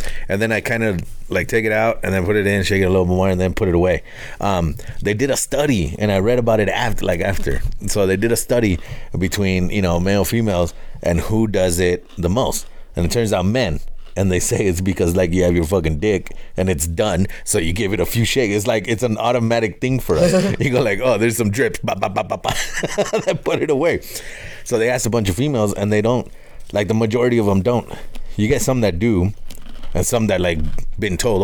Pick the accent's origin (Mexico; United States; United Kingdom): Mexico; Us Mexicans